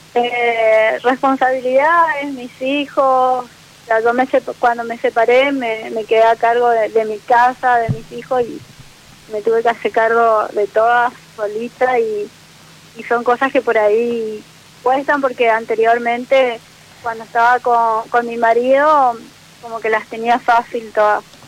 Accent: Posadas, Misiones, Argentina; Soy de Posadas Misiones

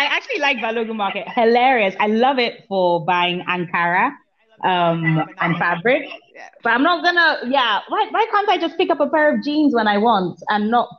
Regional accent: Lagos, Nigeria; also born or lived in New York; come from Lagos.

